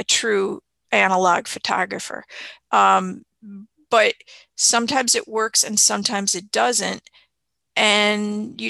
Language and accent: English; Chicago, Illinois, United States; also born or lived in Miami; I moved from Miami to Chicago when I was six